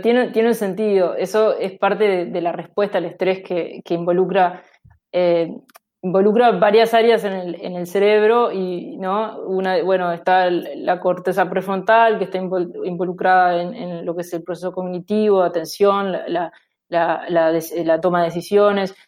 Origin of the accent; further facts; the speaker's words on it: Uruguay; moved away as an adult; also born or lived in Aarhus, Denmark; now in United States; yo salí de, de Uruguay habiendo hecho la licenciatura y la maestría